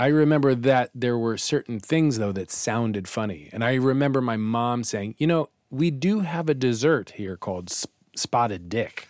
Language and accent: English; Kansas City, Kansas, United States; moved away as an adult; also born or lived in California; now in New York, United States; I was actually in Kansas City on the other side. I was on, kind of on the border of Missouri and Kansas.